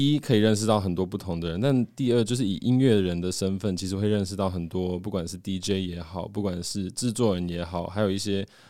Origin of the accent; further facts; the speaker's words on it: Hong Kong; born there; 我我个人其实是在香港出生的，我我爸妈是在香港认识的，嗯、然后在那边就是等于说成家，嗯、对，所以其实香港也是个非常国际的地方